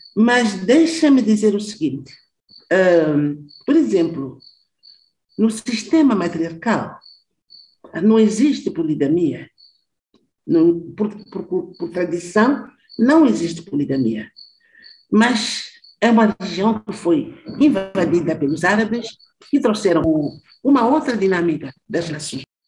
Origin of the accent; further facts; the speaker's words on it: southern Mozambique, Mozambique; moved away as an adult; eu sou do Sul, eu fui trabalhar e viver no norte de Moçambique